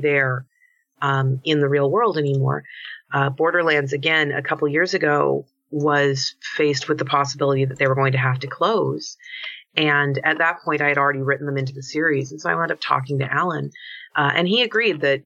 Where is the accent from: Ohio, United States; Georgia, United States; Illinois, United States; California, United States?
California, United States; Concord; I am from the East Bay originally. I'm from a small town called Concord